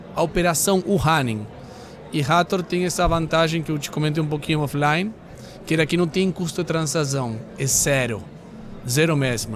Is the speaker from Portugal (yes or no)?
no; Argentina; Portuguese is a second language; moved away as an adult; now in Brazil